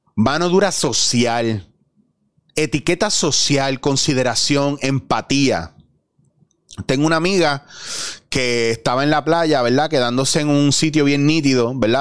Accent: Puerto Rico; nosotros como puertorriqueños

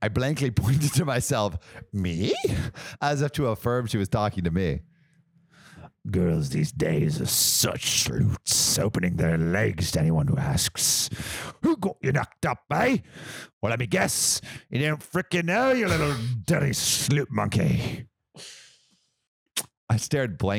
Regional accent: United States; I'm American

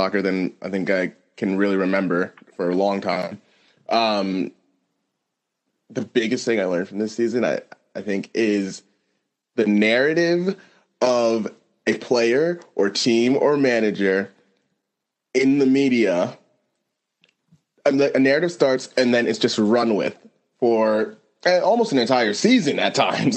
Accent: United States; I'm speaking to this as an American

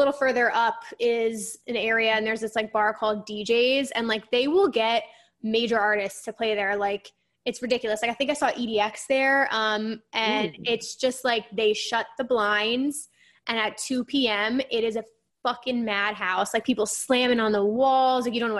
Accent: New Jersey, United States; I'm from North Jersey

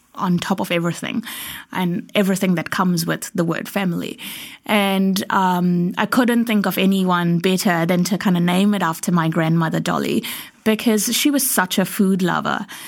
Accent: India; as an Indian growing up

